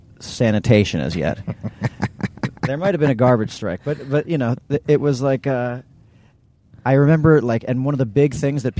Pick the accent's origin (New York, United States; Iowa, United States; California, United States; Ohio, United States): New York, United States; New York City; We grew up in New York City